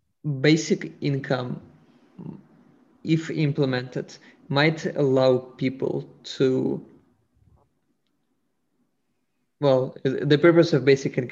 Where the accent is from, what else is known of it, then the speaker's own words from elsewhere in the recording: Russia; moved away; I'm originally from Russia